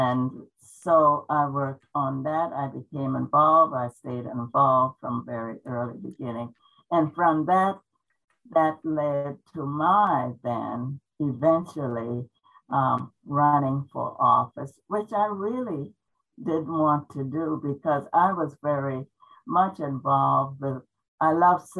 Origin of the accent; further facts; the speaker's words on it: the South, United States; moved away as an adult; also born or lived in Germany; now in Tacoma, United States; I grew up in the South